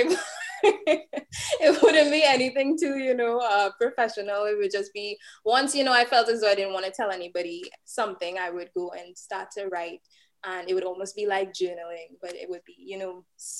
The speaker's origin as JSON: {"language": "English", "country": "Trinidad & Tobago", "tie": "born or raised there", "said": "Trinidad and Tobago, yeah."}